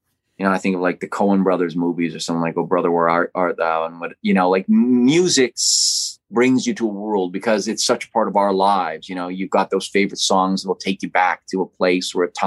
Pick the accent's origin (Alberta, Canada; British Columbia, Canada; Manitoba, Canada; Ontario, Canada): Manitoba, Canada; Winnipeg; I grew up in Winnipeg, Manitoba, watching movies.